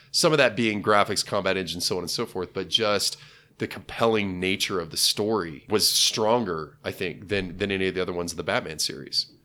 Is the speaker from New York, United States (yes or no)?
no; Junction City, Kansas, United States; Town Crier was a locally franchised bookstore that was in my hometown.